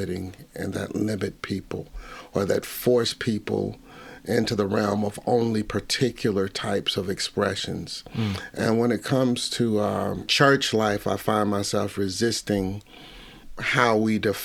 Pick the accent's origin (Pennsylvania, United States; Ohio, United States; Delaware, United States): Ohio, United States; Cincinnati; I'm from the Midwest